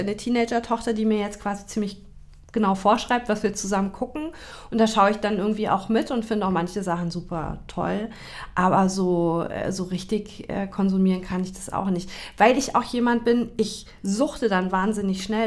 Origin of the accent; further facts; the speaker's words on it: Taunus, near Frankfurt am Main, Hesse, Germany; now in Hamburg, Germany; ich bin in Frankfurt am Main geboren. Mhm bin da im beschaulichen Taunus aufgewachsen